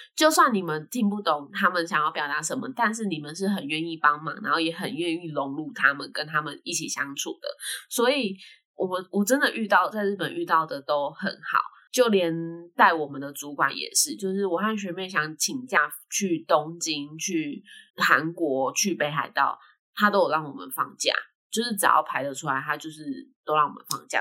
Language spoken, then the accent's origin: Chinese; Taiwan; 他还叫我们是台湾人